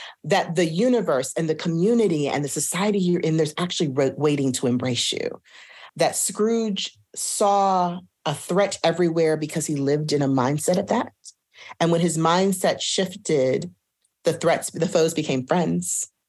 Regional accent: Houston, Texas, United States; moved away; also born or lived in Hartford, Connecticut; I'd seen productions of it as a child growing up in Houston, Texas.

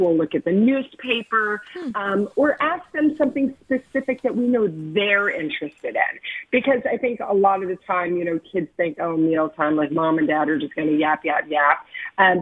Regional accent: Kentucky, United States; I grew up in Kentucky and we had dinner 5 o'clock

